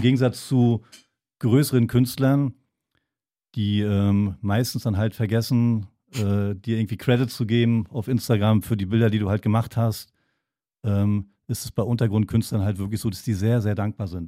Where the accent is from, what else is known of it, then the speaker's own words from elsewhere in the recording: Wolgast, Mecklenburg-Vorpommern, Germany; also born or lived in Potsdam; now in Berlin, Germany; eigentlich komme ich äh, aus Wolgast, einer kleinen Stadt oben an der Ostsee